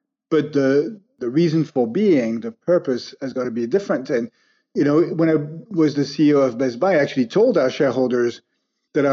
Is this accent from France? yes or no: yes; France; I grew up in France in a middle-class family, three brothers